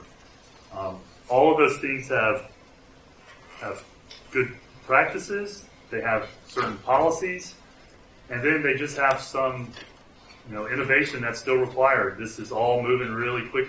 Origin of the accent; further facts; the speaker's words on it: Mississippi, United States; also born or lived in California; I'm from Mississippi. I lived in California a little while.